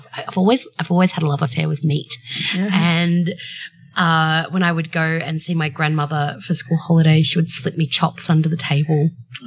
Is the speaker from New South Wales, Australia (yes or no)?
yes; Byron Bay, New South Wales, Australia; I grew up in Byron Bay.